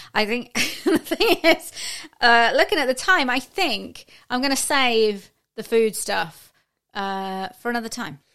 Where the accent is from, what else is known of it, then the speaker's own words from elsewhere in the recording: United Kingdom; as a Brit